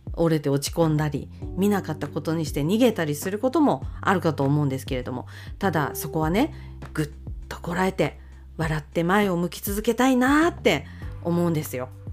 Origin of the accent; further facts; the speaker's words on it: Akita, Japan; 私は秋田生まれでございまして